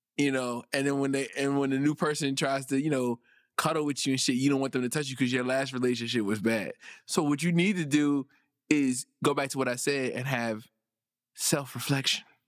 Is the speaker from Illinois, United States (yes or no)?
no; New York City, New York, United States; I grew up in Brooklyn, New York.